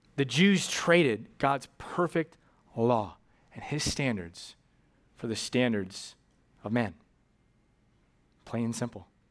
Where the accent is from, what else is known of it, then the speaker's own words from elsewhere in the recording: United States; also born or lived in Japan; I'm an American